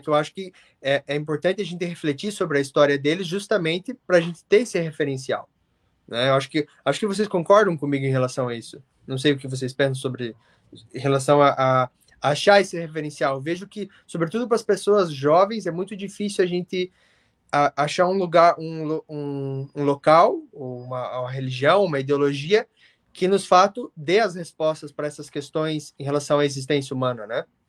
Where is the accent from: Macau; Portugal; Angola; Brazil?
Brazil; Curitiba, Paraná; also born or lived in England; now in United Kingdom; como um bom curitibano